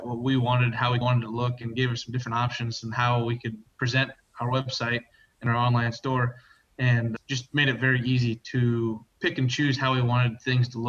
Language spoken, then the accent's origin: English; Guthrie Center, Iowa, United States; from Guthrie Center, Iowa. My family and I run and operate Sheeder Cloverleaf Dairy.